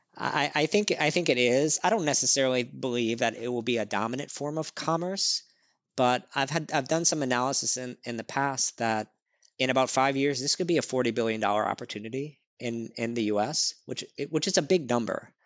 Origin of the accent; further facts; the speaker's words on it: New Orleans, Louisiana, United States; now in New York, United States; I grew up in New Orleans, Louisiana.